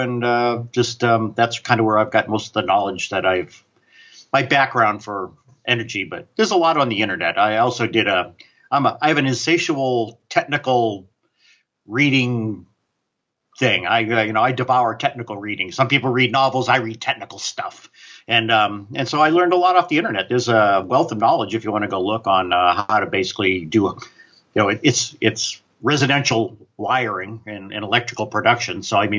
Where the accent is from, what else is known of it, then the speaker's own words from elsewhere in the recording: New England, United States; I grew up in New England, and we used to have heating oil delivered, right?